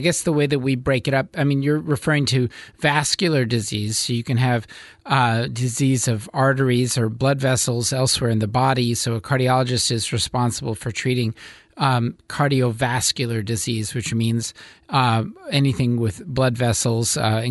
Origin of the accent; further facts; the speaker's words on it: Westchester County, New York, United States; moved away as an adult; now in Eugene, United States; I'm from New York. I'm from Westchester County, New York.